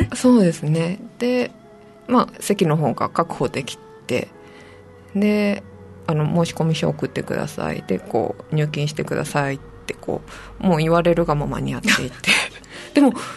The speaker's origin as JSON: {"language": "Japanese", "region": "Saitama", "country": "Japan", "tie": "born or raised there", "also_born_or_lived": "Tokyo", "moved": "as an adult", "lives_now": "Nago, Japan", "said": "出身は埼玉です"}